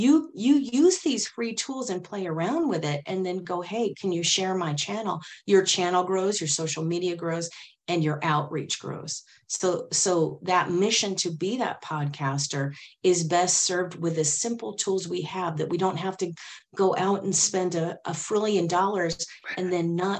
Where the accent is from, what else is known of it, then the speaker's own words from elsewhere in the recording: Silicon Valley, California, United States; I grew up in Silicon Valley back in the day when we had Pong